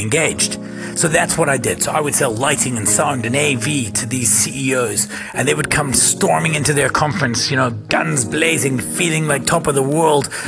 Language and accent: English; Scotland, United Kingdom; now in South Africa; I'm from Scotland